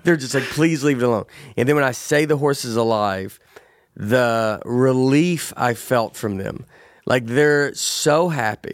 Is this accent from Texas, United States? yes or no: no; Tennessee, United States; growing up in Tennessee